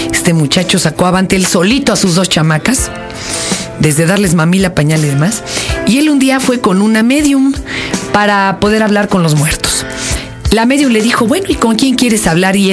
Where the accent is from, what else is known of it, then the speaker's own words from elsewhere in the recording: Milpa Alta, Mexico City, Mexico; also born or lived in Colonia Doctores; now in Birmingham, United Kingdom; Soy mexicana de corazón y nacimiento. Nací en la colonia Doctores, pero la gran mayoría de mi vida viví en la provincia del DF, en Milpalta. Ahora mismo estoy en Birmingham.